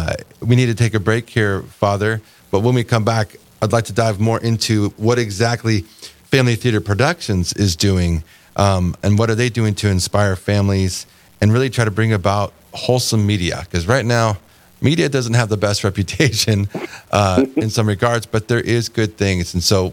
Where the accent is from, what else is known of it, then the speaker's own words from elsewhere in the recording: California, United States; now in Fargo, United States; So I'm originally from California, so that's one of the things that I actually love about being in the Midwest